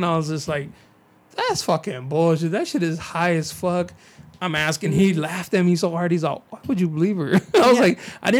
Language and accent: English; San Diego, California, United States; I'm from San Diego